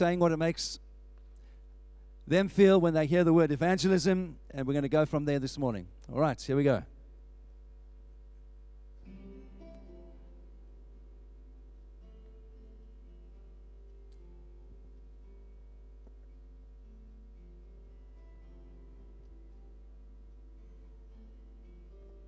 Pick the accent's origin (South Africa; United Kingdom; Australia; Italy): South Africa; moved away; where I was when I grew up in South Africa